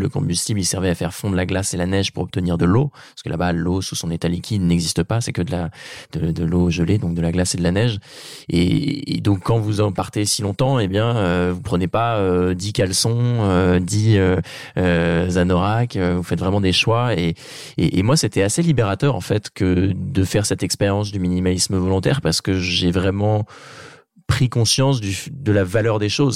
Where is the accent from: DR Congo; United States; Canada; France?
France; Normandy; dans ma région natale qui est la Normandie